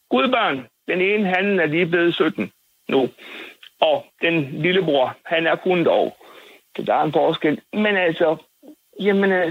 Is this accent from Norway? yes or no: no; Bosnia & Herzegovina; Danish is a second language; now in Denmark; Jeg har også snart været her i 58 år. Og hvor kommer du fra? Bosnien-Herzegovina. Hvad for noget? Bosnien-Herzegovina.